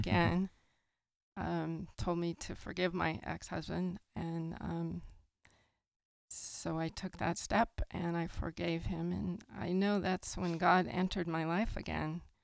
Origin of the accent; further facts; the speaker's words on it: San Lorenzo, California, United States; I grew up in the Bay Area, in San Fr-, in San Lorenzo